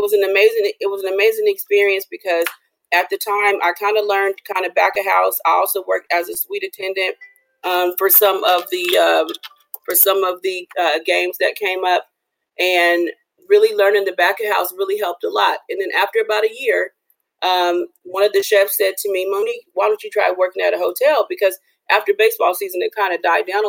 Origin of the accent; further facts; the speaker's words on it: Los Angeles, California, United States; moved away; I'm from Los Angeles